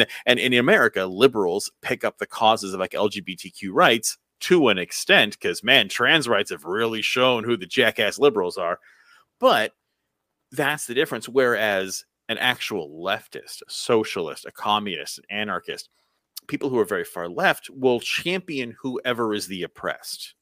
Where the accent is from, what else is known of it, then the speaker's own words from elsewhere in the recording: United States; as an American